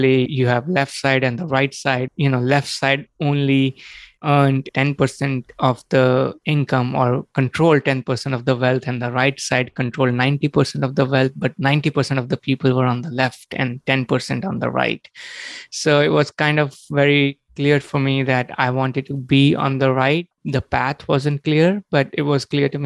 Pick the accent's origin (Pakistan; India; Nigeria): India; moved away as an adult; also born or lived in New York City; now in United States; I was born and brought up in India, and I came to the U.S. in 2003 to get my master's degree.